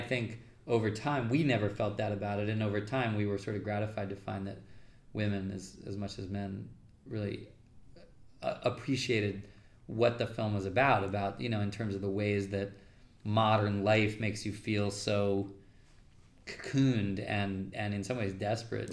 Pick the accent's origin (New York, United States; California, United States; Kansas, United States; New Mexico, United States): New York, United States; I'm a New Yorker. I don't really love being in LA all that much